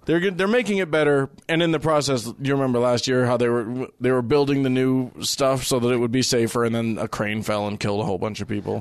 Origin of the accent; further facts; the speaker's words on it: United States; As an American who went to India